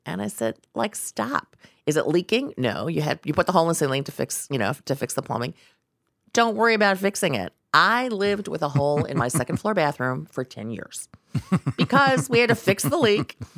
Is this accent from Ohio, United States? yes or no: yes; Ohio, United States; growing up in Ohio, not a lot of Chinese people in Ohio at the time